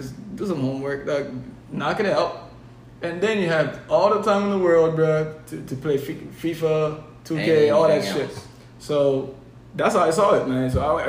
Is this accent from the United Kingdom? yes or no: no; Haiti; moved away; growing up in Haiti